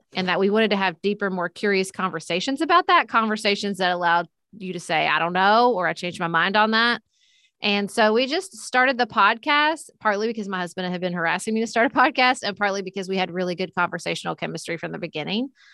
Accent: Paducah, Kentucky, United States; I ran for city commission in my hometown of P, Paducah, Kentucky.

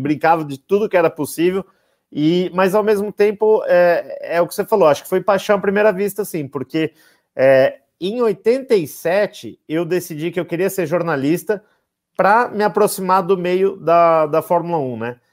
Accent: Brazil; a gente é brasileiro, se identifica e é natural

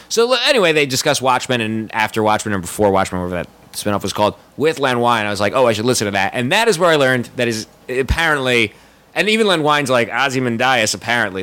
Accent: United States; growing up in America

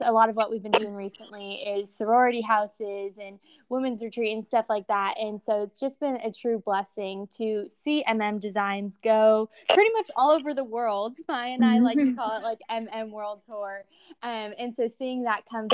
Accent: Orange County, Southern California, United States; I'm from Southern California, more specifically Orange County area

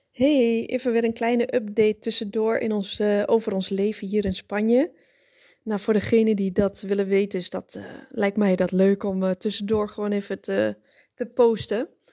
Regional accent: Netherlands; moved away as an adult; now in Spain; als Nederlander

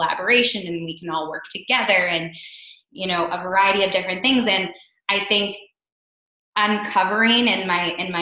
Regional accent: Pittsburgh, Pennsylvania, United States; moved away as an adult; also born or lived in Brooklyn, New York; I moved back to Pittsburgh, I'm originally from Pittsburgh

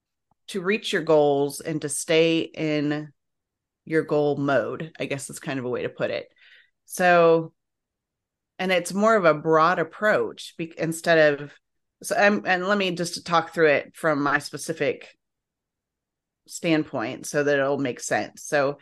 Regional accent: Illinois, United States; I grew up in Illinois, but yeah.

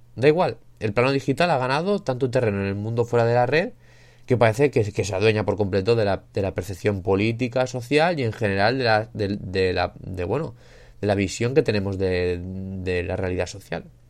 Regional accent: Spain; Yo que soy de España

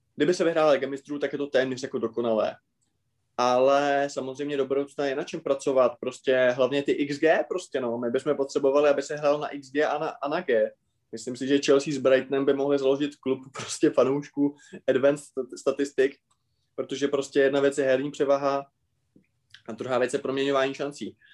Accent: České Budějovice, South Bohemian Region, Czechia; Já když jsem byl v septimě na víceletém gymnáziu u nás v Budějcích

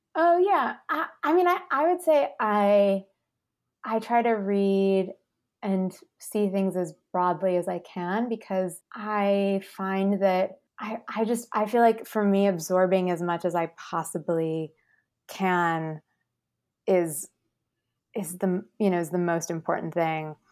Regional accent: Midwest, United States; I'm from the Midwest

